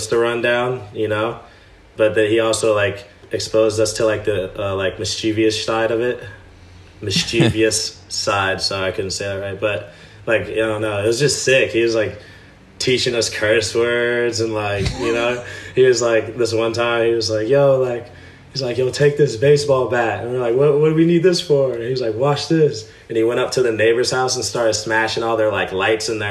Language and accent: English; Westerville, Ohio, United States; I'm from Columbus, but even more specific, I'm from Westerville, Ohio, which is just a smaller suburb, like literally right outside of the city, like 10-minute drive